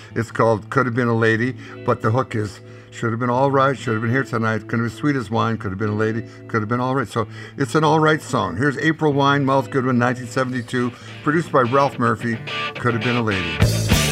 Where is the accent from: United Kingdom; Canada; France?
Canada; born north of the 49 and live north of the 49